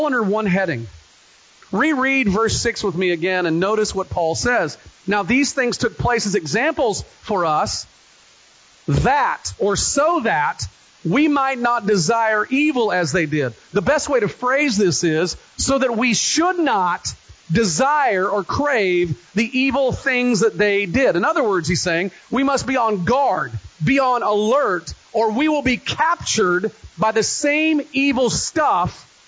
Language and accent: English; United States; we as American Christians